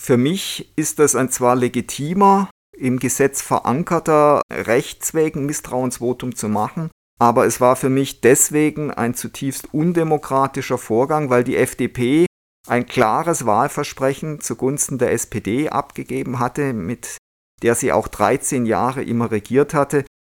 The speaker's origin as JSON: {"language": "German", "country": "Germany", "said": "wir als Deutsche"}